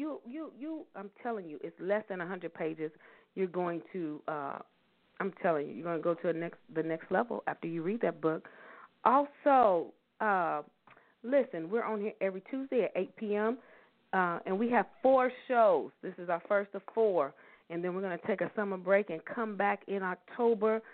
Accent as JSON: {"language": "English", "town": "Louisville", "region": "Kentucky", "country": "United States", "tie": "born or raised there", "said": "they're all from my hometown, y'all, Louisville, Kentucky"}